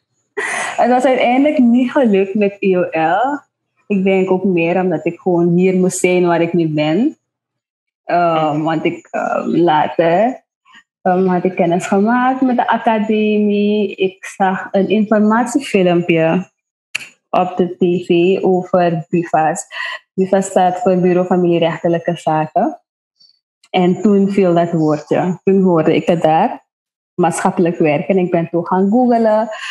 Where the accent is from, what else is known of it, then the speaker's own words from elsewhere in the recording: Nickerie, Suriname; moved away as an adult; now in Paramaribo, Suriname; ik ben van Nikeri